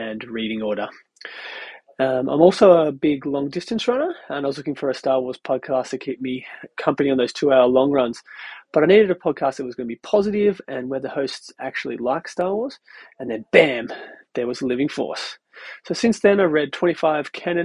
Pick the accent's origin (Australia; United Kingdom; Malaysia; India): Australia; moved away as an adult; now in Connecticut, United States; I'm from Australia. But I recently moved to the States and now reside in Connecticut